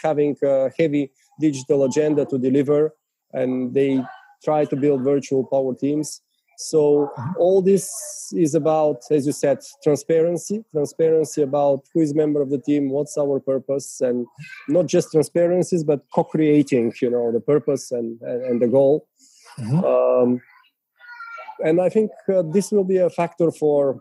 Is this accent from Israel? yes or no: no; Bulgaria; first language Bulgarian; English is a second language; Bulgarian, my mother tongue